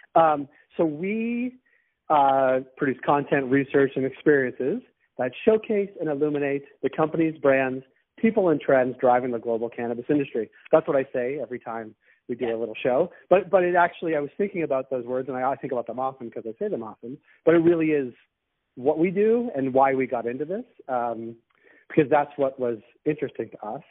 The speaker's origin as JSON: {"language": "English", "town": "Boston", "region": "Massachusetts", "country": "United States", "moved": "yes", "lives_now": "Toronto, Canada", "said": "I'm from Boston"}